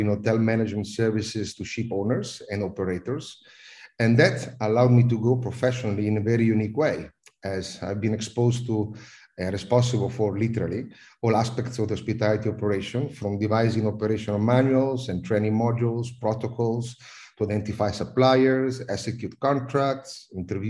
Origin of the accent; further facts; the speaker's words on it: Italy; accent: Italian; also born or lived in United Kingdom / Netherlands / South Africa / Malaysia; now in Singapore; I'm Italian, as everyone can probably understand from my accent